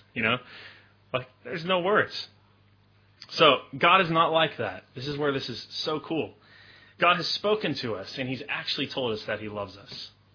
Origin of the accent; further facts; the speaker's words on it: Memphis, Tennessee, United States; moved away; I grew up in Memphis, Tennessee, which is kind of in, in the southern United States